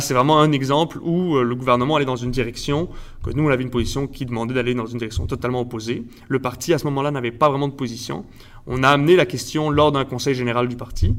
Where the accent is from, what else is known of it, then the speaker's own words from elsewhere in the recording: Montreal, Quebec, Canada; also born or lived in Mexico; je suis né au Mexique euh, de parents français et espagnols. Et euh, je suis arrivé au Québec quand j'avais 3 ans, donc en 1997 à peu près. Euh, je suis allé toute ma vie à l'école française à Montréal